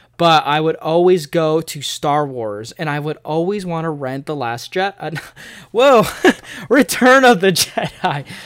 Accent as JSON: {"language": "English", "area": "outside of Chicago", "region": "Northern Illinois", "country": "United States", "moved": "yes", "lives_now": "Springfield, United States", "said": "I'm from Northern Illinois, uh, outside of Chicago, and I've moved here to Missouri, uh, Springfield to be exact"}